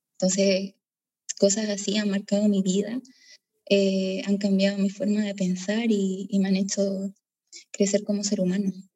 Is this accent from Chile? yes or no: yes; Concepción, Biobío, Chile; moved away; soy de Concepción, Chile